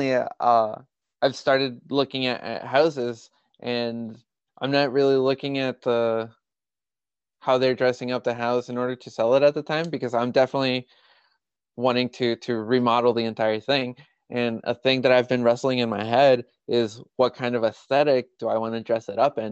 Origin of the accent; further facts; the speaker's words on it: Mexico; moved away; my growing up in Mexico